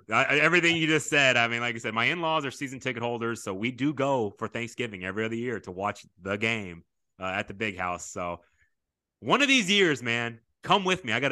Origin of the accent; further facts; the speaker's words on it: Arkansas, United States; So uh, I'm from Arkansas